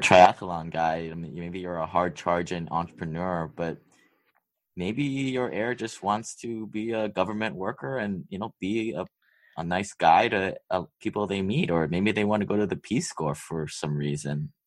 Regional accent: Hawaii, United States; me growing up in Hawaii, of all places, there's a big wealth divide here

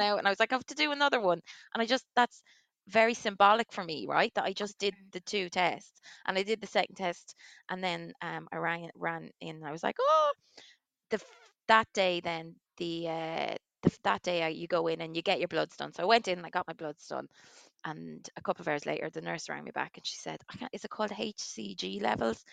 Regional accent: Waterford, Munster, Ireland; now in Leixlip, Ireland; I'm from Waterford.

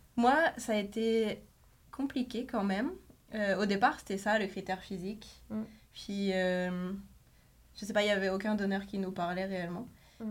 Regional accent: France; moved away as an adult; now in Quebec, Canada; je venais de France, enfin je viens de France

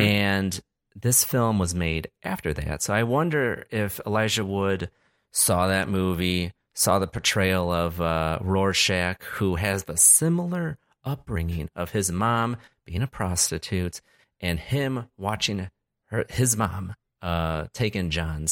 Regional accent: Chicago, Illinois, United States; I hail from Chicago. I'm in Chicago right now.

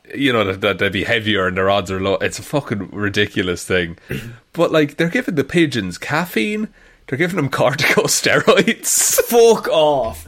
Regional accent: Ireland

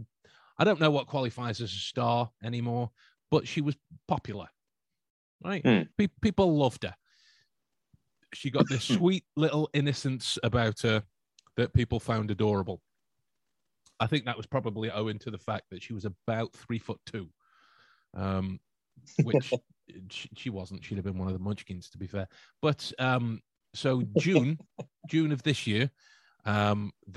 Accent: England, United Kingdom; being the English chaps

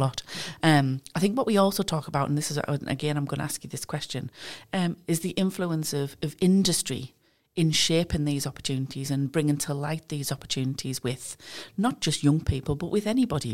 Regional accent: East Durham, North East England, United Kingdom; I'm from East Durham

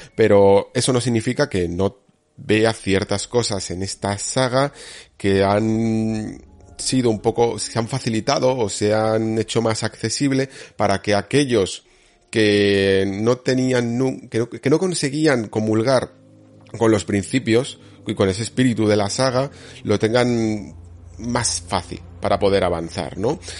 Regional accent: Spain

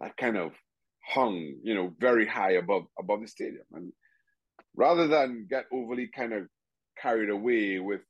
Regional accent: Trinidad & Tobago; moved away as an adult; also born or lived in United States; I grew up in Trinidad and Tobago.

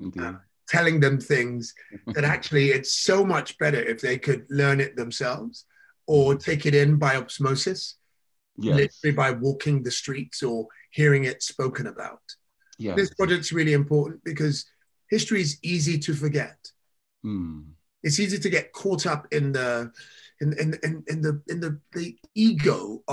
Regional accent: London, United Kingdom; I was born in Southall, West London. I kind of grew up there until I was about 19 or something

